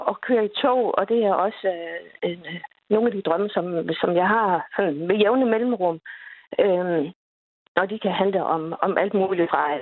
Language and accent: Danish; Lolland, Zealand, Denmark; jeg skal til København, øh, og så er jeg afsted fra fra, fra min fødeby øh, på mhm. Lolland.